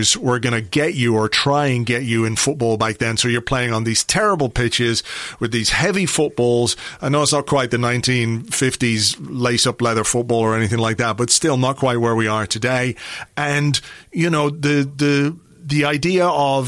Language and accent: English; Ireland; as an Irish lad